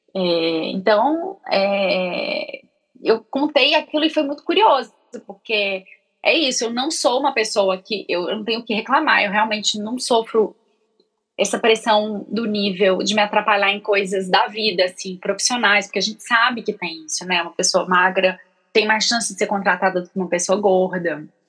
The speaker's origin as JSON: {"language": "Portuguese", "town": "Belo Horizonte", "region": "Minas Gerais", "country": "Brazil", "moved": "as an adult", "lives_now": "São Paulo, Brazil", "said": "quando eu mudei para São Paulo, porque eu sou de Belo Horizonte"}